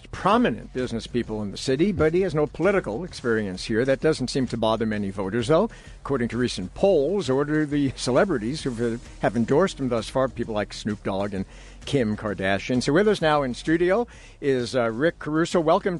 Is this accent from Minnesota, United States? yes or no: no; New York, United States; moved away as an adult; now in Los Angeles, United States; I'm originally from New York